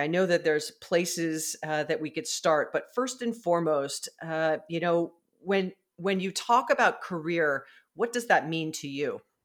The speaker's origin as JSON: {"language": "English", "region": "Hawaii", "country": "United States", "said": "I'm from Hawaii"}